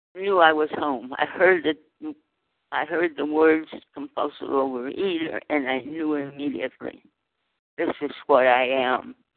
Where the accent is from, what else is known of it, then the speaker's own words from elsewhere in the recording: Fresno, California, United States; now in Southern California, United States; I was born in Fresno, California, of migrant farm worker parents in the fields of the San Joaquin Valley